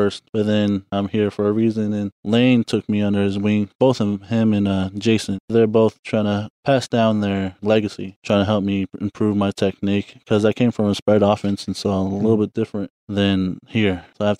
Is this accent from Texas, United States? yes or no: yes; Fort Worth, Texas, United States; moved away as an adult; now in Philadelphia, United States; I'm from Texas.